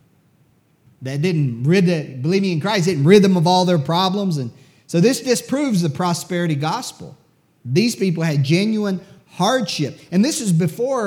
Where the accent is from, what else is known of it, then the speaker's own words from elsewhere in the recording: United States; I'm an American